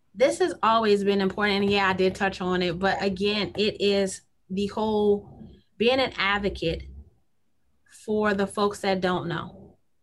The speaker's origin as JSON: {"language": "English", "town": "Kenner", "region": "Louisiana", "country": "United States", "tie": "born or raised there", "said": "I was born and raised in the South Side of Kenner"}